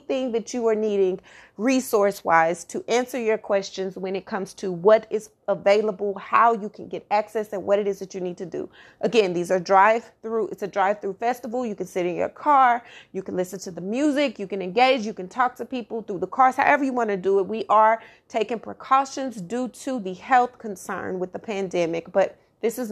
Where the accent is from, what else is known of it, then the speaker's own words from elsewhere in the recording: Dallas, Texas, United States; my hometown, my home city, Oak Cliff, Glendale